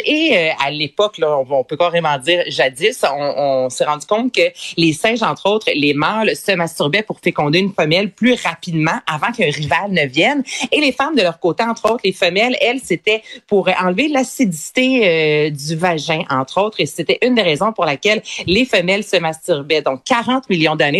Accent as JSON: {"language": "French", "region": "Quebec", "country": "Canada", "accent": "Québécois", "said": "beaucoup d'histoires québécoises, je te dirais, là, avec vraiment notre accent"}